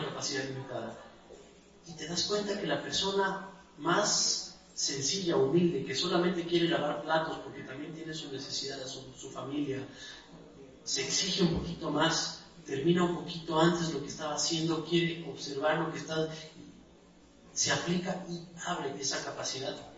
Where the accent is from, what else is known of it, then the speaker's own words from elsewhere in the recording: Andes, Ecuador; soy de Ecuador, soy de los Andes